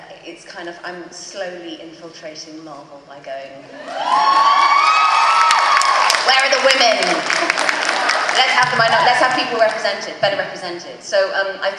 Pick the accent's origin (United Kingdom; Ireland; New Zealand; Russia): United Kingdom; London; accent: modern London; my normal accent's a bit more London, modern London.